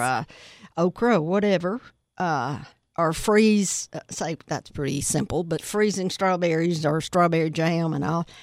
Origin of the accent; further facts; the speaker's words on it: United States; I was born and raised in Putnam County